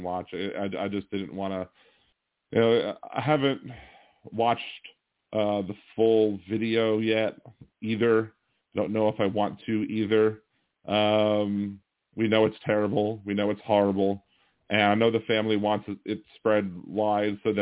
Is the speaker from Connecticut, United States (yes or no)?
no; Missouri, United States; I'm from Missouri